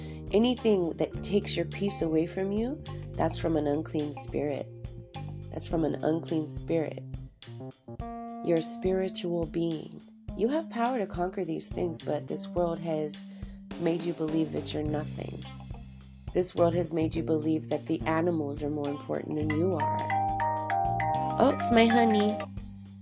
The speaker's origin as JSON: {"language": "English", "region": "Southern California", "country": "United States", "tie": "born or raised there", "said": "I grew up down in Southern California"}